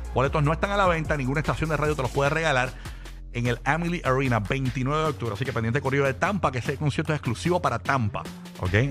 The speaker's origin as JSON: {"language": "Spanish", "country": "Puerto Rico", "said": "Nosotros, como boricuas"}